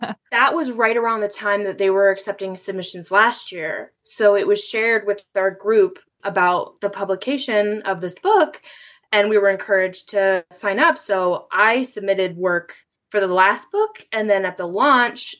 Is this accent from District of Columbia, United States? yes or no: no; Cleveland, Ohio, United States; I'm born and raised in Cleveland